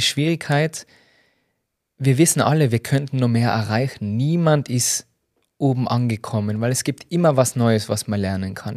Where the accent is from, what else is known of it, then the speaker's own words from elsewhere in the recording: Tyrol, Austria; als Tiroler